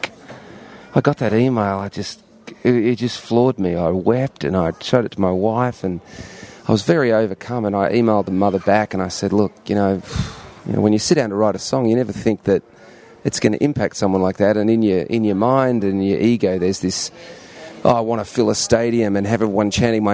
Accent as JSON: {"language": "English", "town": "Melbourne", "region": "Victoria", "country": "Australia", "tie": "born or raised there", "also_born_or_lived": "London, United Kingdom / Sydney, Australia", "moved": "as an adult", "lives_now": "United States", "said": "So we moved to Australia, moved to Sydney first and then to Melbourne, and lived there for 20-something years"}